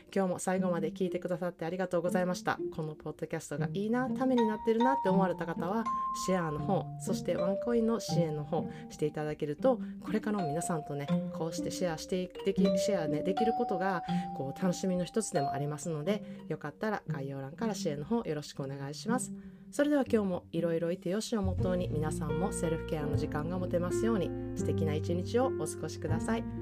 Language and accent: Japanese; Osaka, Japan; now in California, United States; 本来から大阪人